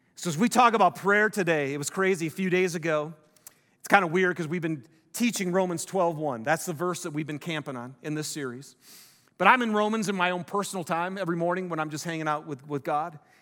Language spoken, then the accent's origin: English; Detroit, Michigan, United States; I'm from Detroit